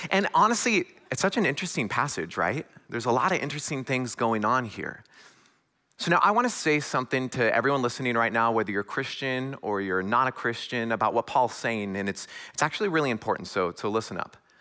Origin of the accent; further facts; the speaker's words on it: a little north of Seattle, Washington, United States; moved away as an adult; also born or lived in Southern California / Silicon Valley; now in Midwest, United States; am originally from, uh, the West Coast. I was born a little north of Seattle